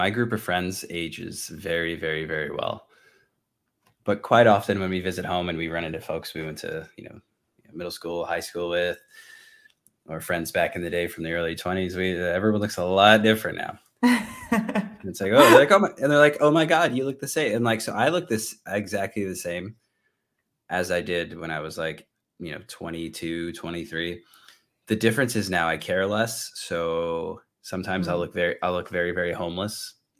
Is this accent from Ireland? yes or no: no; Northeast, United States; I'm from the Northeast, so it's like 18 degrees, a wind chill.